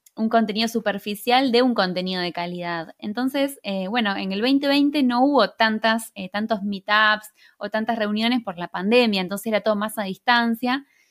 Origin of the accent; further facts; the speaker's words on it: Argentina; yo soy de Argentina